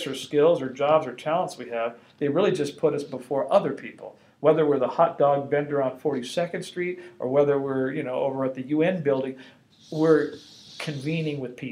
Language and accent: English; Los Angeles, California, United States; I grew up in Los Angeles, you know, going to the Catholic Church